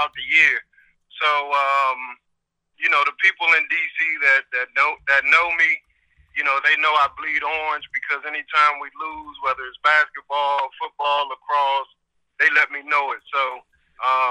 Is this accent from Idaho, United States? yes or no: no; Washington, District of Columbia, United States; my hometown Hoyas